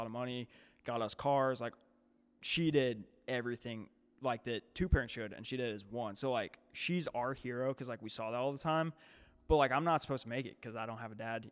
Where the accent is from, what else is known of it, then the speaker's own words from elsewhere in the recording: St. Louis, Missouri, United States; moved away as an adult; now in St. Charles, United States; I can't say I'm from Saint Louis anymore